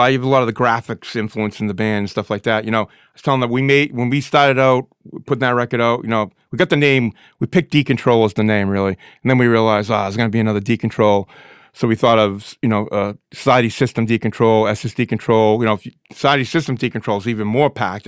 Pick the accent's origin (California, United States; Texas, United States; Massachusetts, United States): Massachusetts, United States; Lynn; I'm from Lynn